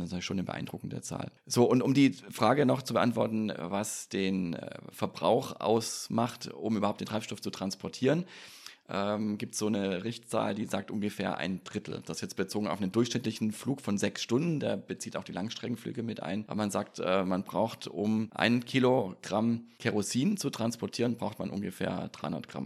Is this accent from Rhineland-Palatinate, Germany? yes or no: no; near Stuttgart Airport, Baden-Württemberg, Germany; ich bin in der Nähe vom Stuttgarter Flughafen groß geworden